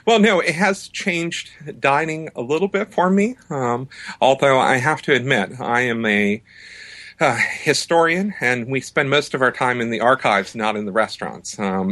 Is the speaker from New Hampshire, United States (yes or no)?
yes; New Hampshire, United States; I grew up in New Hampshire and had a Lebanese-American mother who I think is probably the first influence and owes a lot of credit for this book.